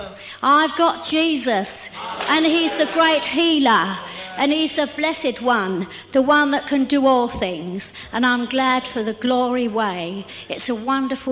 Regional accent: London, United Kingdom; now in Maidstone, United Kingdom; We lived in Maidstone. We still live in Maidstone, but we come from London

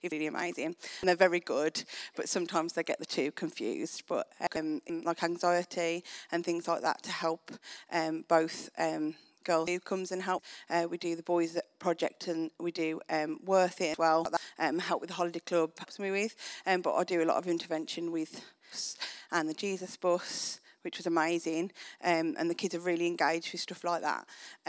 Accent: Wales, United Kingdom; so I'm Welsh and boring.

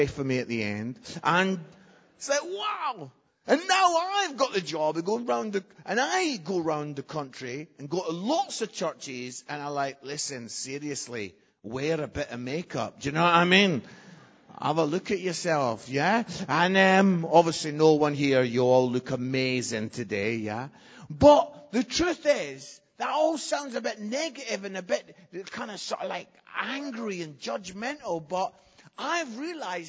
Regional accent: Scotland, United Kingdom; I am Scottish

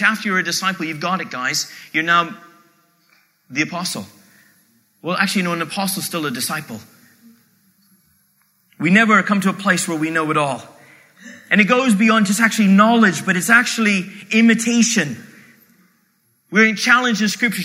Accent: Canada

